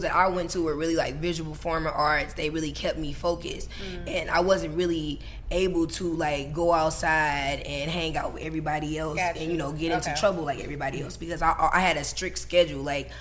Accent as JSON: {"language": "English", "town": "St. Louis", "region": "Missouri", "country": "United States", "tie": "born or raised there", "said": "I'm from St. Louis. I'm from Missouri"}